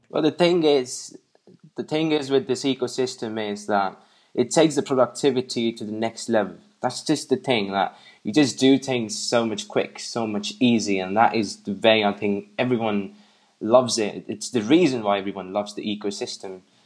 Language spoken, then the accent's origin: English; England, United Kingdom; I'm from England